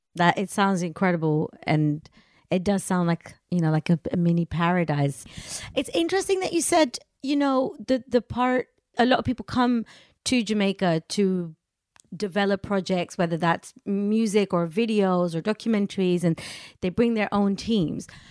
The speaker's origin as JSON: {"language": "English", "town": "Amsterdam", "region": "North Holland", "country": "Netherlands", "tie": "born or raised there", "said": "I'm Indian, born and raised in Amsterdam"}